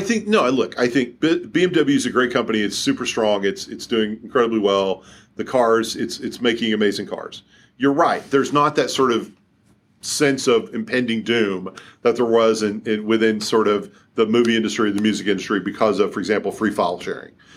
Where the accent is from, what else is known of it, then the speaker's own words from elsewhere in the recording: Kentucky, United States; now in Seattle, United States; I didn't grow up here, uh, i-, if you can't tell by listening to me on the podcast, I grew up in Kentucky